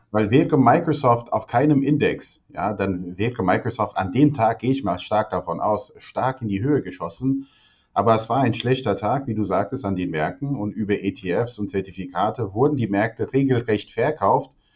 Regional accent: Albania; moved away; ich bin ja in Albanien geboren

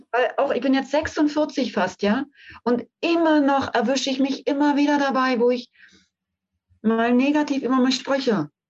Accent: Brandenburg, Germany; Ich bin bis zurück nach Berlin, weil ich bin im Umfeld von Berlin aufgewachsen

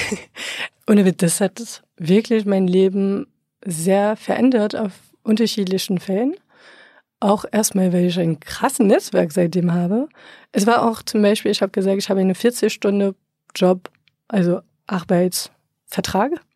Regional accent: France; German is a second language; moved away as an adult; now in Berlin, Germany; gebürtige Franzose

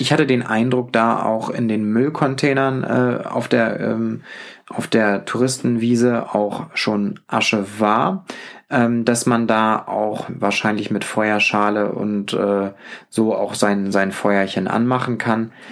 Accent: Northern Germany, Germany; mit meiner norddeutschen Art sehr aufgefallen

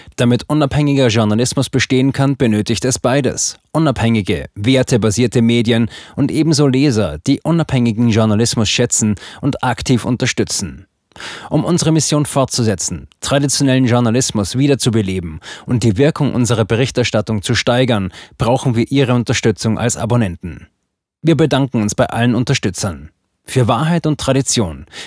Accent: China; now in Germany; als Chinesin, die seit über 25 Jahren in Deutschland lebt

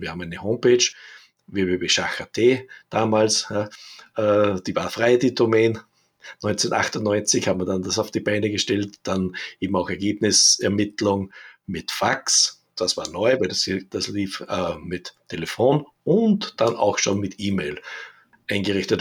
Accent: Linz, Upper Austria, Austria; ich bin ja aus Linz an der Donau, aus Oberösterreich

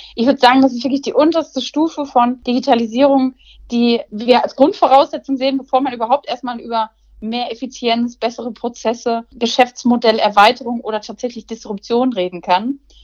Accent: Cologne, North Rhine-Westphalia, Germany; also born or lived in Essen; Köln mit der Stadt, mit der ich eng verbunden bin, äh, da geboren an Karneval

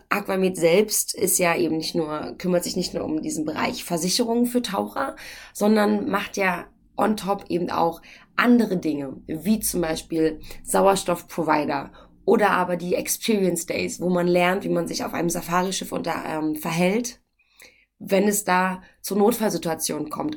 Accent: Brandenburg, Germany; accent: Berlinerisch; ich bin ja nicht Berlinerin, ich bin Brandenburgerin

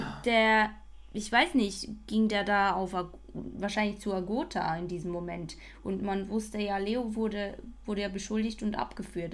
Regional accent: Basel, Basel-Stadt, Switzerland; ich als Baslerin

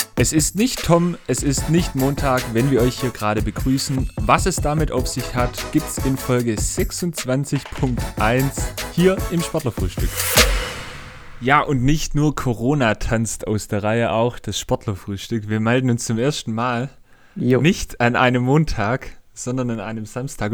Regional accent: Swabia, Baden-Württemberg, Germany; accent: Swabian; ich als Schwabe

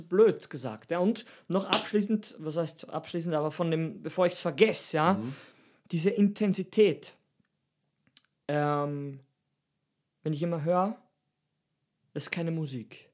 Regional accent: Steinhaus am Semmering, Styria, Austria; mein Dorf heißt Steinhaus am Semmering.

